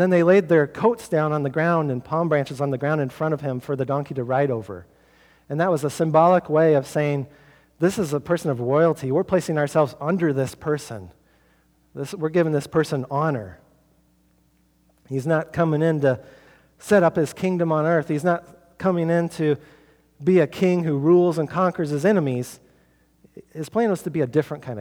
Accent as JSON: {"language": "English", "town": "Norwalk", "region": "Iowa", "country": "United States", "tie": "born or raised there", "said": "my hometown of Norwalk"}